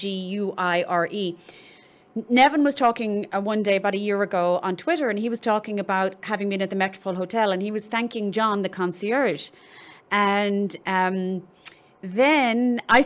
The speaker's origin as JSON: {"language": "English", "town": "Cork", "region": "Munster", "country": "Ireland", "tie": "born or raised there", "also_born_or_lived": "Dallas", "moved": "yes", "said": "I was born and raised in Cork"}